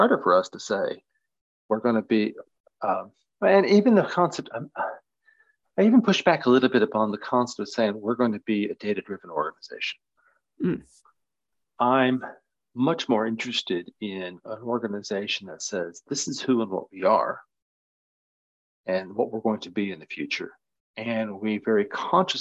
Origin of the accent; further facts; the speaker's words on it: Nebraska, United States; I'm from Nebraska in the US